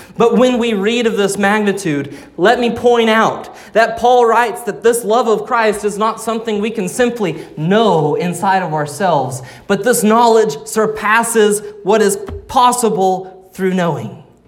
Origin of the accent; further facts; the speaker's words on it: Arkansas, United States; Growing up in Arkansas